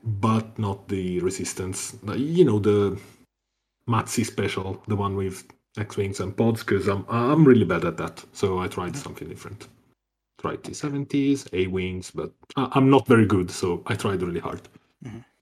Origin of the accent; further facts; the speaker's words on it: Italy; from Italy